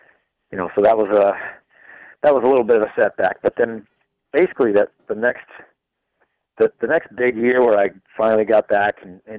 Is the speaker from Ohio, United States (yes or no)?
no; Chicopee, Massachusetts, United States; also born or lived in Ludlow, Massachusetts; I grew up in Chicopee.